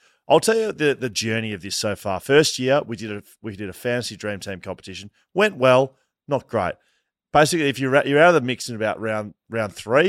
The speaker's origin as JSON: {"language": "English", "region": "Victoria", "country": "Australia", "said": "I'm from Victoria."}